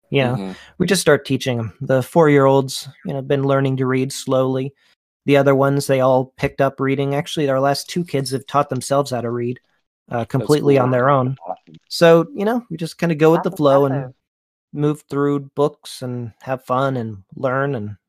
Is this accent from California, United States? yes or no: no; Florida, United States; born there; also born or lived in Pennsylvania / Missouri / Texas; now in Allentown, United States; I live in Allentown, Pennsylvania. So I love Pennsylvania. I was born in Florida, moved to Pennsylvania, then out to Missouri, then down to Texas, then back to Pennsylvania.